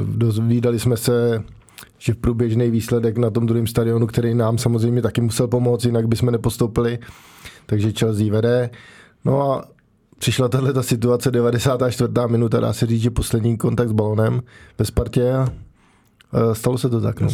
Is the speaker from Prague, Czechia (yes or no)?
yes; Prague, Czechia; já jsem vlastně od malička bydlel v Praze